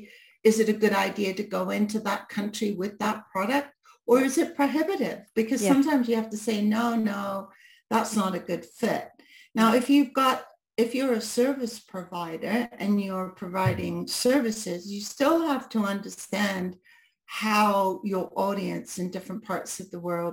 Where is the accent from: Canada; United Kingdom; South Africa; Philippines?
United Kingdom; because they think in a month I've become a Brit again, right? Because I've chameleoned again back into being a Brit.